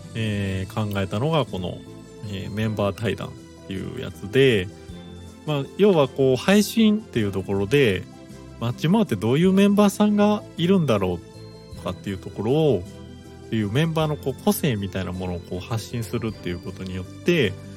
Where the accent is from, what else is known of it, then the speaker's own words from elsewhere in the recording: Kansai, Japan; 僕自身関西出身です